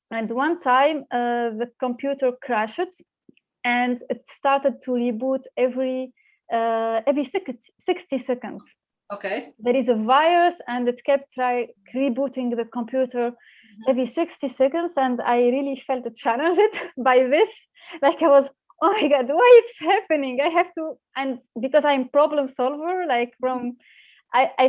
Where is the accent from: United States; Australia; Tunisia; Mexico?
Tunisia; moved away as an adult; now in Berlin, Germany; I grew up in Tunisia. I studied uh, uh, in Tunisia for my whole my educational uh, journey.